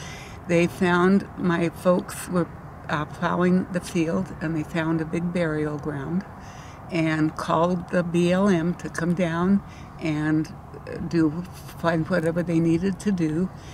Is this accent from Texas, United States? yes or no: no; Utah, United States; now in Lovelock, United States; I was born in Utah.